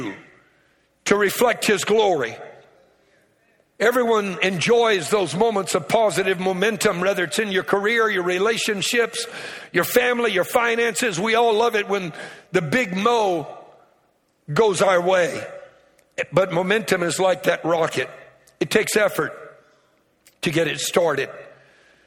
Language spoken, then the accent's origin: English; Louisiana, United States; I'm from Louisiana. I'm a Cajun